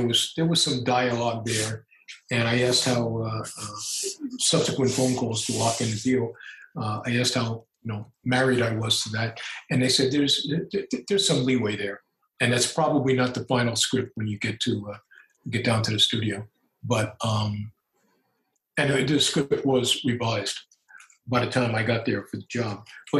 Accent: Brooklyn, New York, United States; You know, you guys know that I'm hardcore Roman Catholic. I'm an Irish Italian kid from Brooklyn.

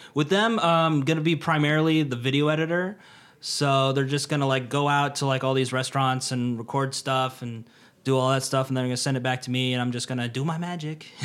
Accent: United States; moved away as an adult; now in Tokyo, Japan; being Mister American

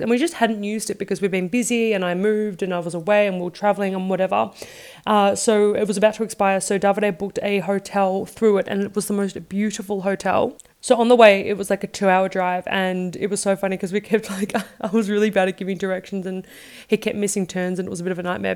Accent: Australia; moved away; I'm from Australia

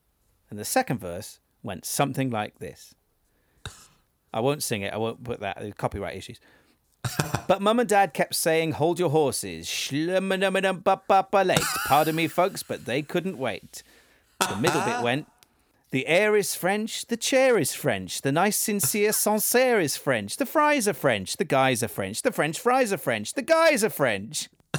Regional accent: Wales, United Kingdom; so I'm from Wales, and I don't necessarily have a Welsh accent. I never really did. I can put it on when I need to.

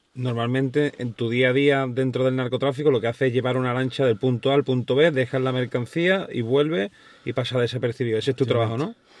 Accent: Cádiz, Andalusia, Spain; yo soy de Cádiz

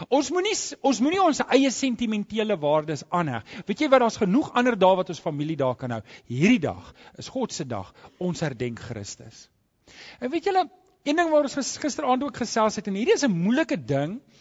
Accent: South Africa; as ek my paspoort oopmaak ja dan sit daai foto ek's 'n Suid-Afrikaner

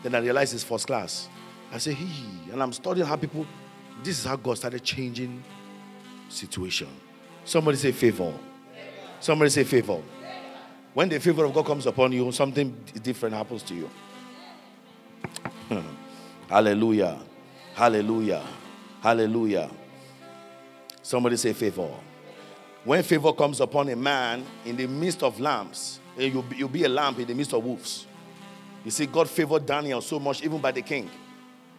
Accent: Nigeria; now in Minnesota, United States; I said, from Nigeria

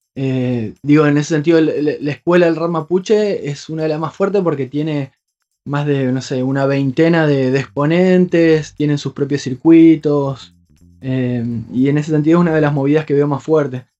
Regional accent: Hernández, Entre Ríos, Argentina; now in Paraná, Argentina; soy de un pueblo, a unos 80 kilómetros, un pueblo muy chiquito que se llama Hernández

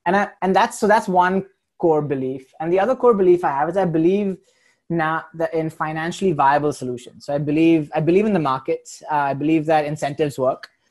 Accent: India; moved away; I am Indian

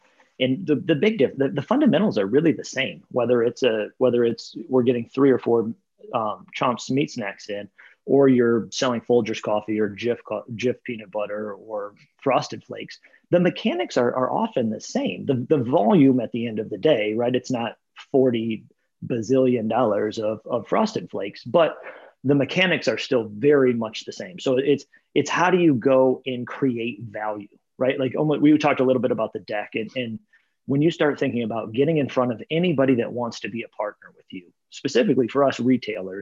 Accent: Michigan, United States; moved away as an adult; also born or lived in Columbus / Minneapolis / Tampa / Cleveland; now in Cincinnati, United States; I grew up in Michigan

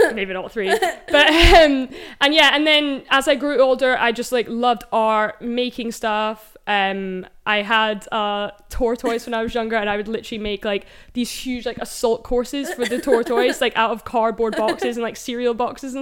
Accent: Edinburgh, Scotland, United Kingdom; now in London, United Kingdom; I'm from Edinburgh originally

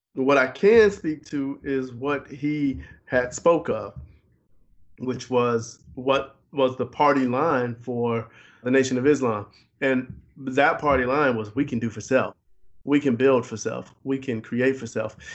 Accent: Chicago, Illinois, United States; not just as a Chicagoan

